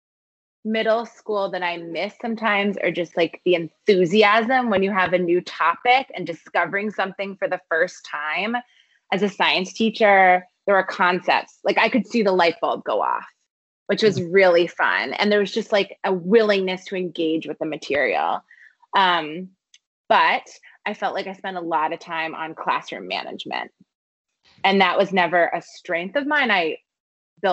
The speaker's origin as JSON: {"language": "English", "region": "New Jersey", "country": "United States", "tie": "born or raised there", "moved": "yes", "lives_now": "Massachusetts, United States", "said": "I went to a Quaker independent school growing up. So it fits within that category as well, which was one of the few independent schools in South Jersey"}